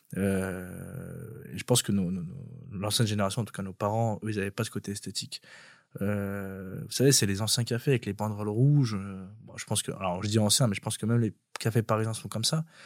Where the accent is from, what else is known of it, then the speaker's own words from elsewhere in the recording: Pantin, Île-de-France, France; Là où j'ai grandi à Pantin, il y avait des grands bâtiments partout